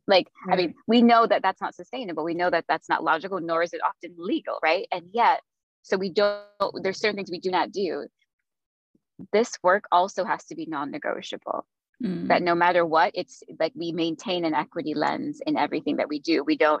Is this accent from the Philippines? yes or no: yes; Philippines; I grew up in the Philippines. My family moved there when I was 4.